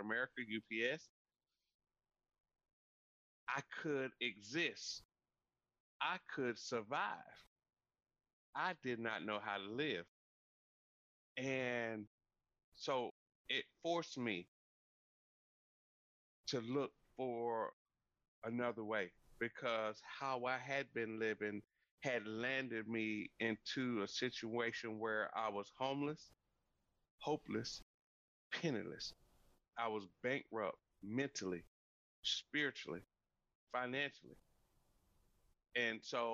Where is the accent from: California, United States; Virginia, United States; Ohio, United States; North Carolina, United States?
North Carolina, United States; I'm originally from North Carolina. I grew up on a 500-acre farm